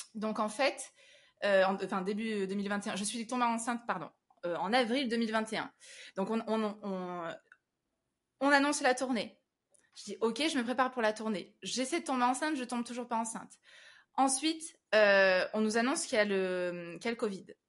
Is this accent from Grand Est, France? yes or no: no; Avignon, Provence-Alpes-Côte d'Azur, France; now in Paris, France; je suis originaire d'Avignon